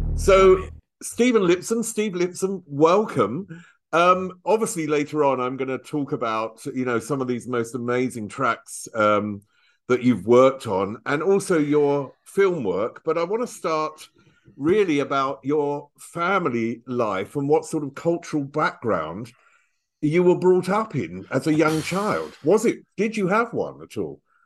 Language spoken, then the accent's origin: English; Chelmsford, East of England, United Kingdom; I was brought up in Chelmsford, which is, you know, northeast of London